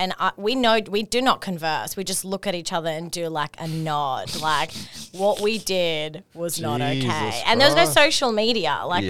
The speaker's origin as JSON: {"language": "English", "town": "Sydney", "region": "New South Wales", "country": "Australia", "tie": "born or raised there", "also_born_or_lived": "Israel / Kingsford, New South Wales", "said": "I grew up in Israel before Rosebery. So I was just like, I've come from one war-torn country to a gang."}